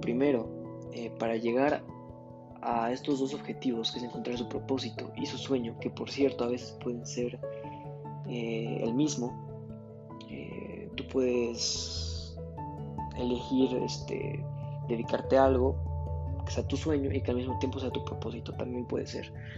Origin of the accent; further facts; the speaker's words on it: Mexico; en mi país, está muy mala yo creo que el modelo educativo, eh, no nada más en México, que es donde yo vivo